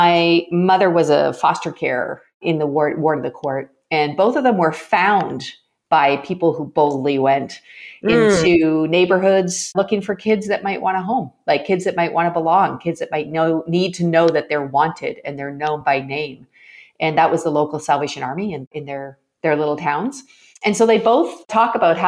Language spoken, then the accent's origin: English; Canada; I'm Canadian, and in Canada, hockey night in Canada was a big deal when I was growing up